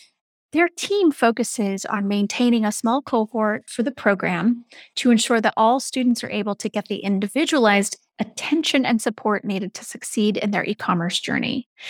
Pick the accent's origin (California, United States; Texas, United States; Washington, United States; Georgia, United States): Washington, United States; Seattle; So I grew up in the Seattle area.